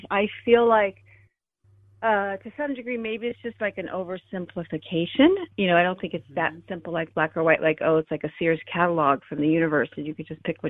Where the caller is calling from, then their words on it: San Diego, California, United States; Hi. And I'm calling from San Diego.